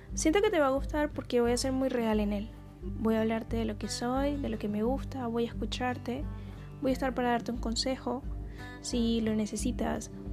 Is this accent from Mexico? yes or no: no; Caribbean Region, Colombia; first language Spanish; also born or lived in Barranquilla; soy del Caribe colombiano, soy colombiana